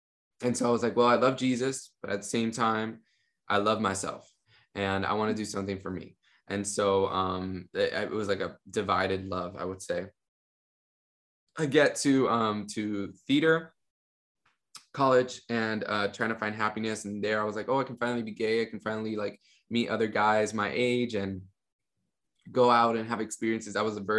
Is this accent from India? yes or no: no; Miami, Florida, United States; And I grew up in Miami, Florida, a family of basically like immigrants that had come from Cuba, from Venezuela to Miami.